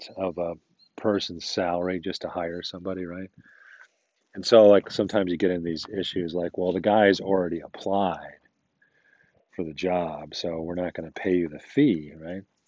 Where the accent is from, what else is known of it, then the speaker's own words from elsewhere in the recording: United States; I'm an American.